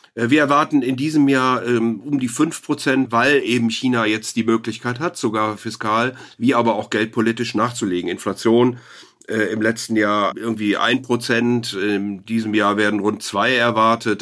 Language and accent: German; Rhineland, Germany; als Rheinländer hier